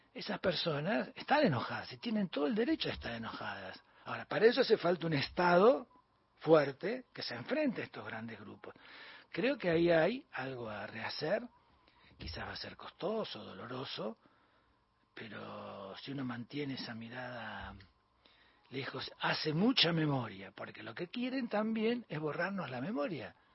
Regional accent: Bahía Blanca, Buenos Aires Province, Argentina; also born or lived in Punta Alta; yo soy de Bahía Blanco de Punta Alta

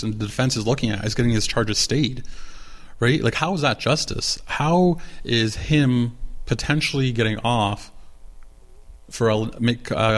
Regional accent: Canada; As a Canadian

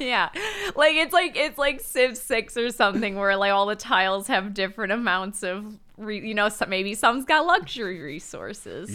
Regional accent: Michigan, United States; I'm from Michigan and pronounce it Degrassi

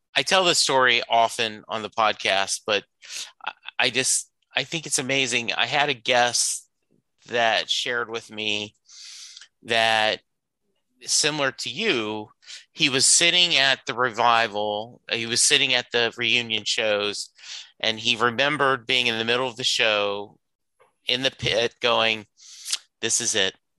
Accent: the South, United States; I grew up in the South

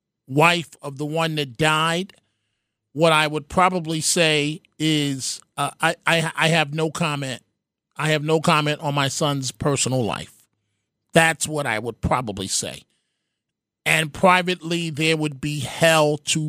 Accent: New York City, New York, United States; when I was growing up in the Bronx, being hungry

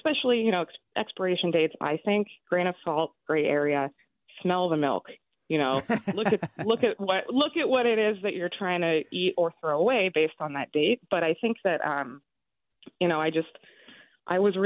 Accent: San Francisco, California, United States; now in New York, United States; I'm from San Francisco, born and raised, and I live in New York now

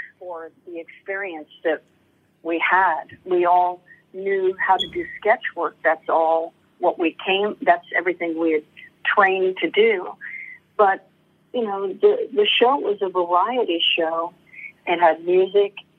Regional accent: Los Angeles, California, United States; also born or lived in Beverly Hills; we moved from Westwood, which was a college town, and, you know, modest, to Beverly Hills when my brother and I were 11

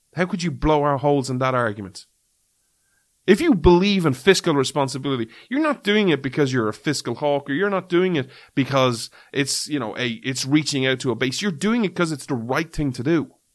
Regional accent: Ireland; as an Irishman

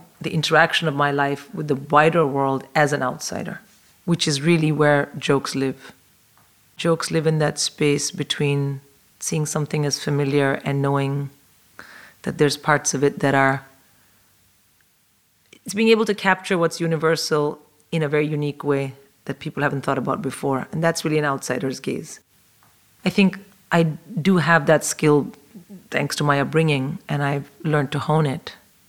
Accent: India; moved away as an adult; now in London, United Kingdom; I'm a comic in London, and I was born and raised in India, but I've lived in London for 22 years

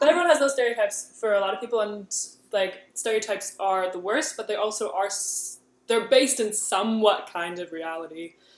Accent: New Jersey, United States; also born or lived in San Francisco / Michigan; now in New York, United States; My parents are from Germany, but then I was born in San Francisco, then spent childhood in Jersey, then went to school in Michigan, and now I live in New York

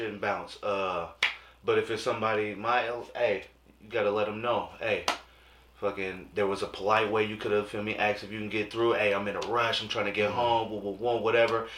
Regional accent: Bay Area, California, United States; also born or lived in Greensboro, North Carolina; I'm from the Bay Area

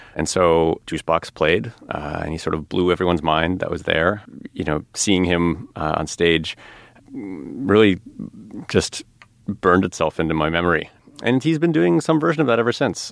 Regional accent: outside of Chicago, Illinois, United States; I grew up outside of Chicago

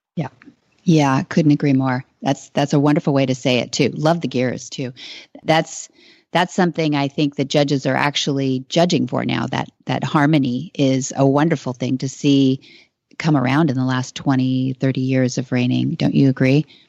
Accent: south of Hollister, California, United States; I, I grew up uh, south of there. My parents were born and raised in Salinas, California

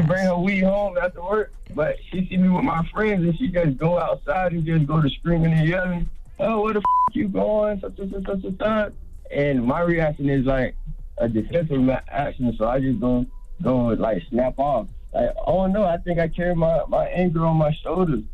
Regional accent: Pompano Beach, Florida, United States; I'm from Florida, man. Pompano Beach

